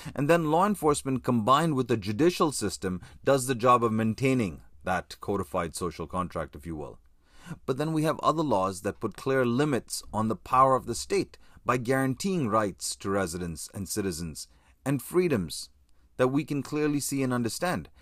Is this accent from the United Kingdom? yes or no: no; Canada